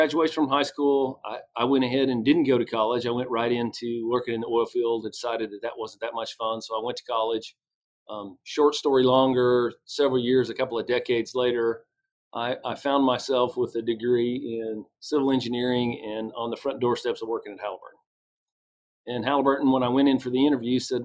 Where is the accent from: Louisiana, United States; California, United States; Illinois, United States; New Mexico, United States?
New Mexico, United States; Farmington; I grew up in the West, a small oil and gas town, Farmington, New Mexico